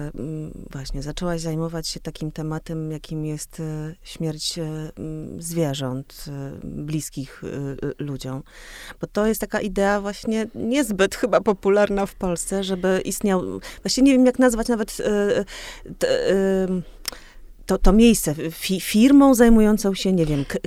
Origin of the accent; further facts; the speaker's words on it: Olsztyn, Warmian-Masurian Voivodeship, Poland; moved away as an adult; also born or lived in Warsaw; obie jesteśmy z Olsztyna, czy właściwie z, Wa- z Warmii